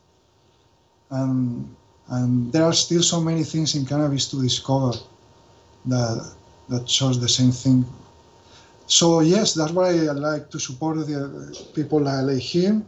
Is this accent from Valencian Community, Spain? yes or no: yes; Valencia, Valencian Community, Spain; English is a second language; I'm from Valencia